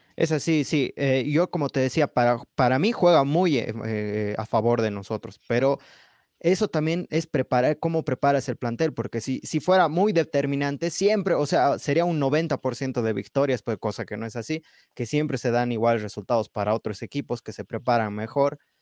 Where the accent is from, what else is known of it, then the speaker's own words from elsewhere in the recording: Bolivia; yo soy del Valle, no soy del altiplano, soy del valle